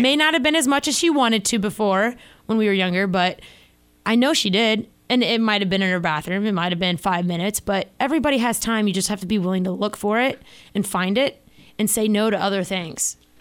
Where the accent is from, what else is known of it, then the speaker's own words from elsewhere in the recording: Florida, United States; growing up in Florida, uh, water was always, like, our main thing.